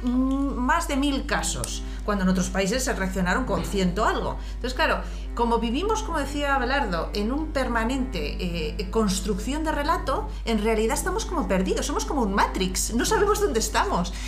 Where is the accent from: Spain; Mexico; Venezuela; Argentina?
Spain; somos los españoles tremendamente viscerales